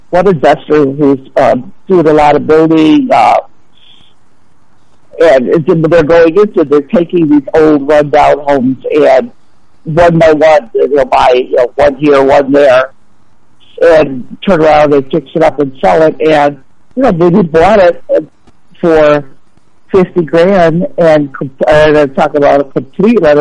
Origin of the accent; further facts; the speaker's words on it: Chicago, Illinois, United States; I grew up in Chicago, loved it